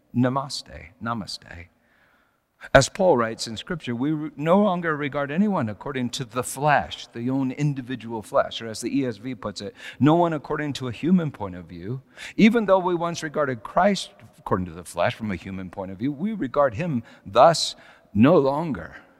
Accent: Colorado, United States; moved away as an adult; also born or lived in California; Susan and I moved back to Colorado from California

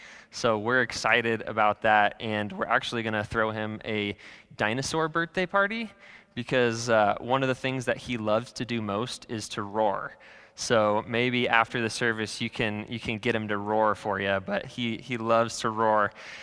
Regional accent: California, United States; born there; also born or lived in Iowa; now in Kansas City, United States; I kind of grew up all over the place. So I was born in Southern California, and then I moved to Iowa, quite the transition. And then we moved back to California and back to Iowa, and I kind of ended up in Kansas City.

